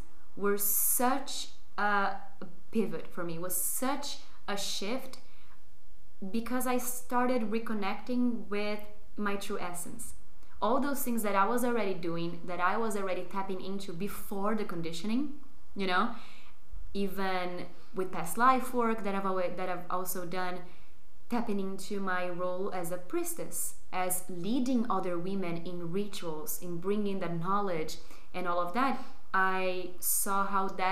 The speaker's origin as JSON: {"language": "English", "country": "Brazil", "second_language": "English", "moved": "as an adult", "lives_now": "Barcelona, Spain", "said": "I'm originally from Brazil. I've been living in Barcelona for roughly 4 years now."}